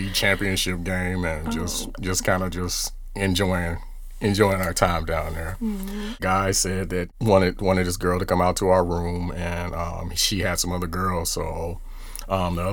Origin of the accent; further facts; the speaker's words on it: about 50 miles south of Chicago, Illinois, United States; we are from Illinois, about 50 miles south of Chicago.